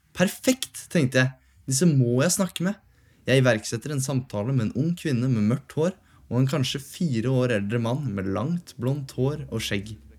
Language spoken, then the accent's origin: Norwegian; Oslo, Norway; født og oppvokst i Oslo